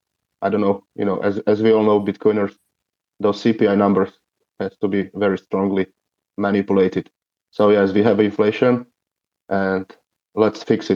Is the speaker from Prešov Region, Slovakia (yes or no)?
no; Košice, Košice Region, Slovakia; And the second biggest city is Košice, and I am from Košice, and Yoshi is from Košice. About 250,000 people live here, and it's quite a nice town.